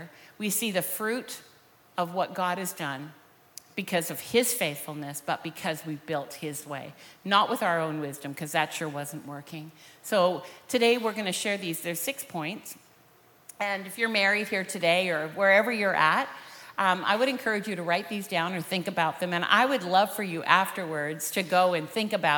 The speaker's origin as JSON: {"language": "English", "town": "Vancouver", "region": "British Columbia", "country": "Canada", "tie": "born or raised there", "said": "We're both from Vancouver, born and raised there"}